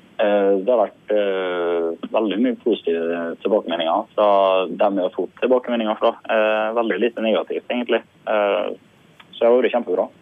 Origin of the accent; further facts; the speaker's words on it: Sunndalsøra, Møre og Romsdal, Norway; Akkurat nå befinner jeg meg i hjemkommunen min, eh, Sunndalsøra